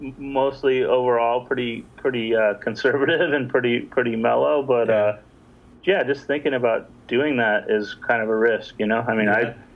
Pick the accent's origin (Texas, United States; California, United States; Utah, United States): California, United States; Long Beach; also born or lived in Los Angeles / New York; now in Bay Area, United States; Well, yeah, but I'm originally from Los Angeles. I grew up in Long Beach, and I spent a lot of time in New York as well